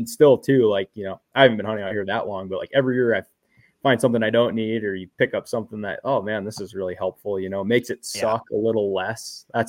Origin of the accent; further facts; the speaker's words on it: Minnesota, United States; where we grew up in Minnesota